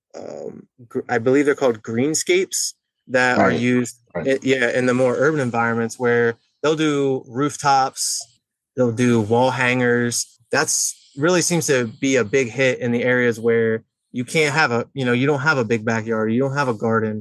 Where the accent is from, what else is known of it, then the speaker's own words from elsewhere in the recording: York, Pennsylvania, United States; I've been in York, Pennsylvania my whole entire life.